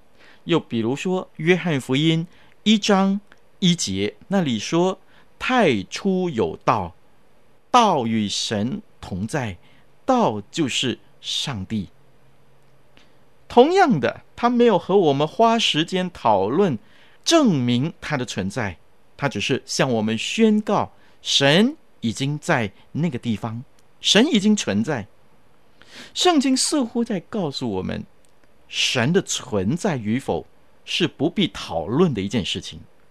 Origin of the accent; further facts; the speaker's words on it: China; 我们中国人也有一句话说：“举头三尺有神明”，对不对？